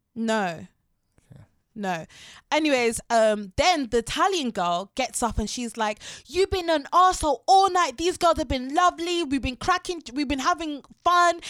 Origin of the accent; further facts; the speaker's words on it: Harrow, London, United Kingdom; I'm from Harrow